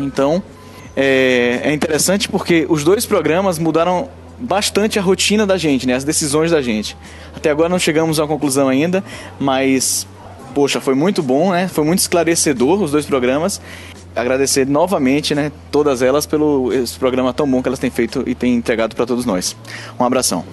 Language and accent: Portuguese; Salvador, Bahia, Brazil; now in Aracaju, Brazil; eu sou de Salvador, moro em Aracaju